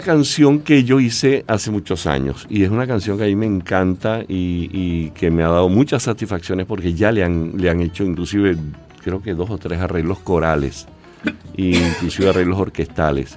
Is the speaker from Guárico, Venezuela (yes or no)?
yes; Calabozo, Guárico, Venezuela; mi pueblo, para Calabozo